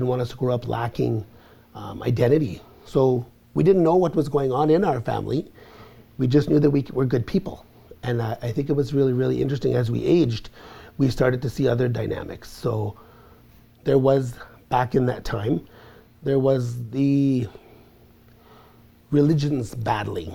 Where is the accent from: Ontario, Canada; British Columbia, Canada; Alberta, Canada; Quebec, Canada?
Ontario, Canada; Garden River First Nation, near Sault Ste. Marie; I'm from the Garden River First Nation